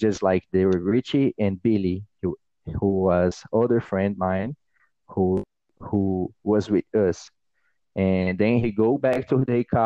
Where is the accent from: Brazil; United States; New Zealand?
Brazil; first language Portuguese; English is a second language; moved away; I'm from Brazil